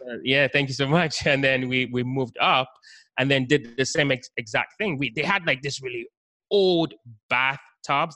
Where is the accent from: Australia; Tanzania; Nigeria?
Nigeria; also born or lived in United Kingdom; now in Baltimore, United States; I was actually born in Nigeria, West Africa, and then lived in the UK for some time. So that's kind of where the accent came from